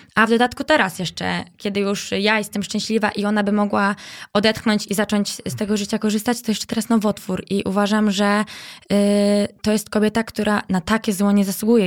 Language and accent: Polish; Bydgoszcz, Kuyavian-Pomeranian Voivodeship, Poland; moved away as an adult; now in Warsaw, Poland; Wiesz to ja dorastałam na Błoniu tak naprawdę, okay. bo y, w Fordonie mieszkałam mm, to dzieciństwo